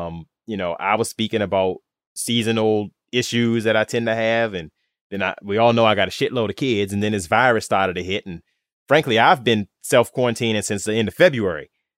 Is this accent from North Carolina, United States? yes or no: yes; Charlotte, North Carolina, United States